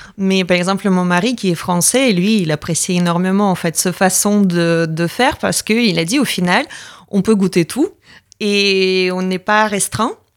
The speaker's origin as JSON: {"language": "French", "country": "Latvia", "second_language": "French", "moved": "as an adult", "lives_now": "France"}